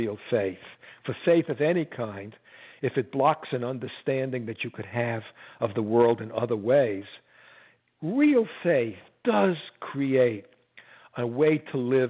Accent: New York City, New York, United States; I was born in the Bronx.

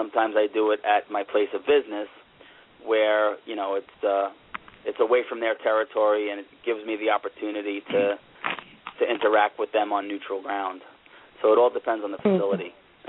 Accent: Bloomfield, New Jersey, United States; born or raised there

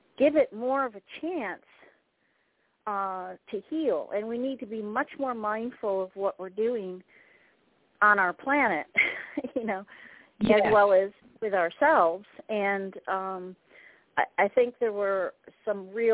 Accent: Syracuse, New York, United States; moved away; I'm from Syracuse originally

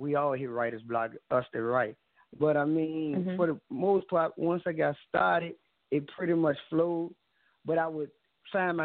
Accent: Richmond, Virginia, United States; growing up in Richmond is like growing up anywhere else. We take pride in being Richmonders

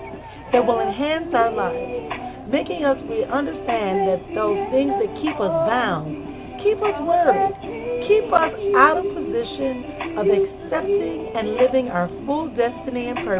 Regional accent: Milwaukee, Wisconsin, United States; my hometown of Milwaukee.

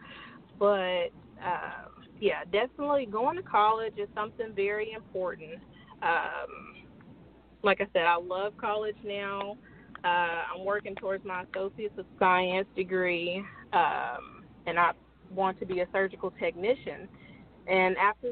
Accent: Chicago, Illinois, United States; moved away; Growing up in Chicago

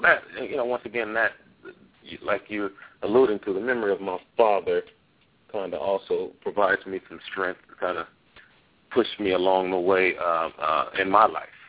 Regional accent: Los Angeles, California, United States; I grew up in Los Angeles too

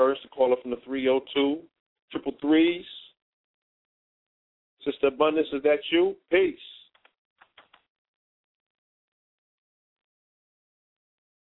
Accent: New York, United States; now in Bay Area, United States; I come from New York, the hometown of hip-hop

